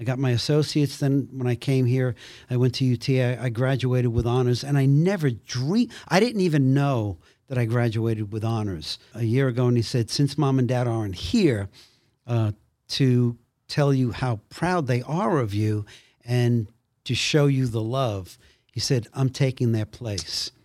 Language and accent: English; New York City, New York, United States; I came from Brooklyn